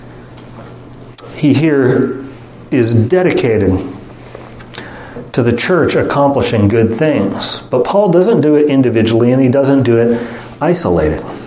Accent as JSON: {"language": "English", "country": "United States", "said": "we, as American Westerners"}